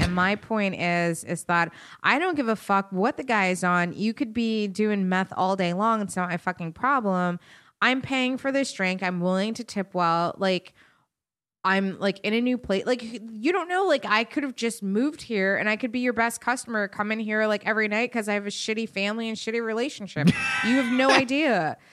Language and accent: English; Westchester, New York, United States; I'm still from Westchester